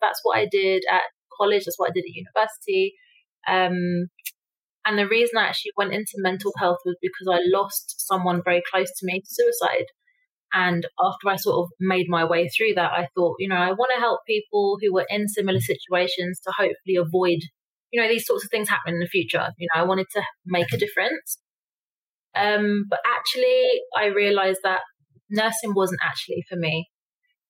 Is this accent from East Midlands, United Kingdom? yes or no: no; London, United Kingdom; moved away as an adult; now in Mexico; I was born in London to my mother, single mother, and I grew up on a council estate